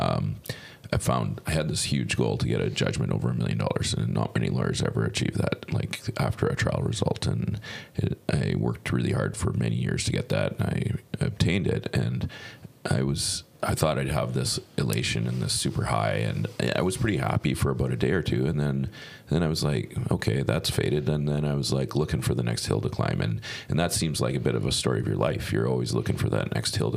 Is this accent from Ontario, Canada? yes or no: no; Chilliwack, British Columbia, Canada; I'm from Chilliwack